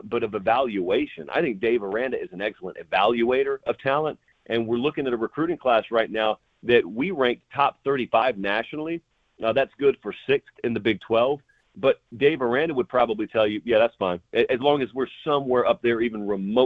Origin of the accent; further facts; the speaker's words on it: the South, United States; I'm from the South